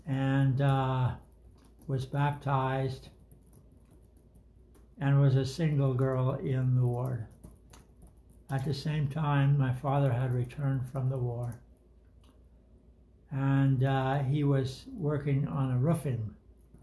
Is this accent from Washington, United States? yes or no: no; New York City, New York, United States; first language German; English is a second language; I grew up in New York City